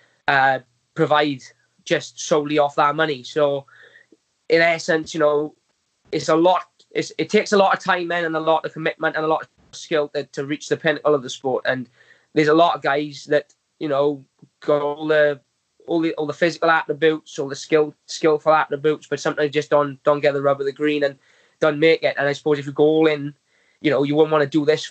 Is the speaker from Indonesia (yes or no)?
no; Wales, United Kingdom; I'm Welsh and that we get behind my own.